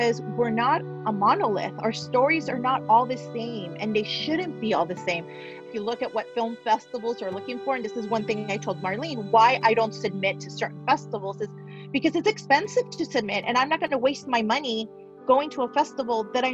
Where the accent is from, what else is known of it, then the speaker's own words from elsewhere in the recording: Los Angeles, California, United States; also born or lived in Mexico; I grew up here in the San Fernando Valley, but I also lived in Mexico for 5 years